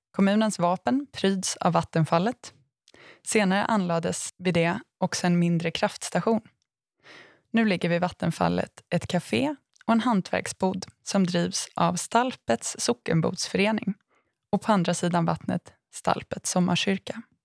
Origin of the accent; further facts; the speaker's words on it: Aneby, Jönköping County, Sweden; min hemort Aneby